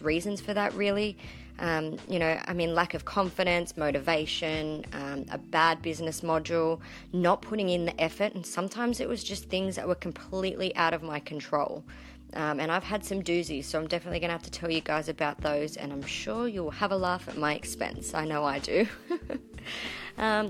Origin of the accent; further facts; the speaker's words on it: Sydney, New South Wales, Australia; also born or lived in country Queensland; now in Queensland, Australia; as you can probably tell from my accent, I come from a land down under. I was born in Sydney, Australia, to be exact.